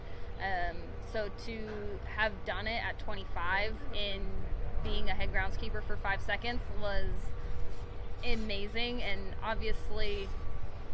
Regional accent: Reno, Nevada, United States; the Aces were my hometown team

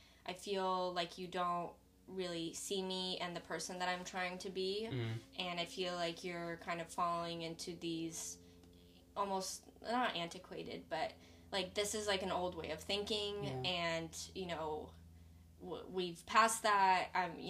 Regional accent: Seattle, Washington, United States; now in California, United States; I came from Seattle, which is incredibly diverse. Like, my high school, white people were the minority, actually.

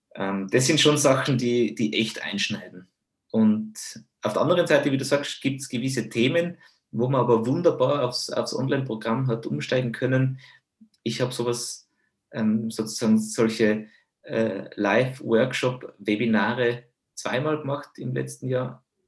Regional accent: Tyrol, Austria

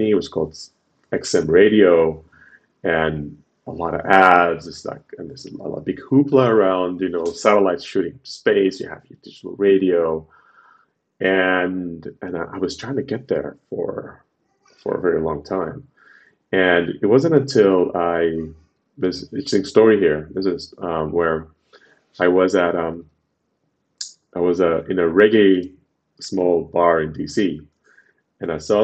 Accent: Khartoum, Sudan; moved away as an adult; also born or lived in Washington, D.C., United States; now in United States; I'm originally from Sudan.

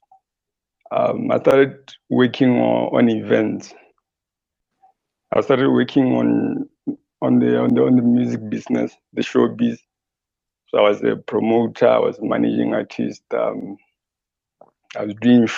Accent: Botswana; I was born and raised in Kokopong, just some few kilos away from Gaborone, probably 30, if not 40.

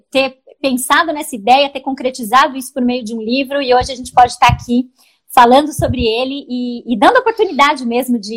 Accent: São Paulo, Brazil; Eu sou paulista

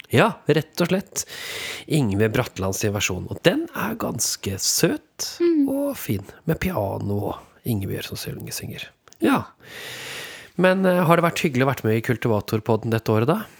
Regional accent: Norway; vi er jo nordmenn

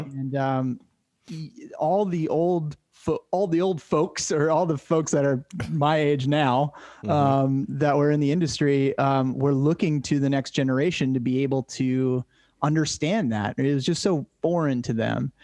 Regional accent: Cape Cod, Massachusetts, United States; born or raised there

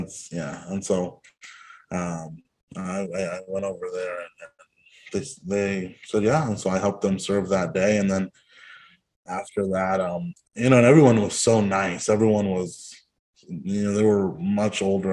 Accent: Hanford, California, United States; moved away as an adult; also born or lived in Eureka, California / Santa Cruz, California; I grew up in Hanford near Fresno

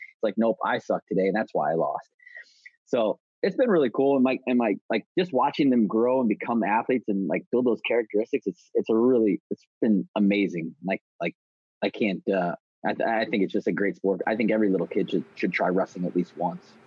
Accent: St. Louis, Missouri, United States; also born or lived in St. Charles, Missouri; I grew up in St. Louis, St. Louis, Missouri

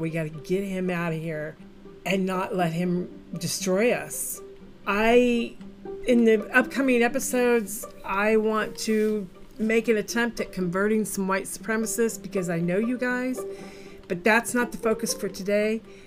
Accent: Midwest, United States; I'm a Midwesterner

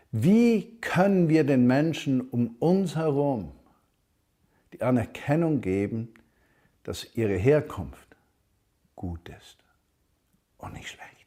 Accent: Switzerland; now in Germany; Ich bin Himmelsbürger und ich bin Schweizer, der in Deutschland lebt.

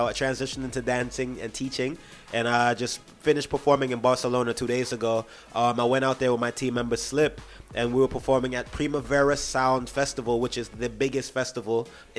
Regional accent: New York City, New York, United States; I am from Brooklyn, born and raised in Brooklyn, New York

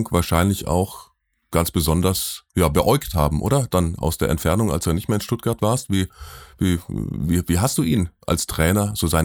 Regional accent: Switzerland; die glauben, die müssten sich, äh, müssten dir als Schweizer was erzählen, nur weil sie deutsch sind

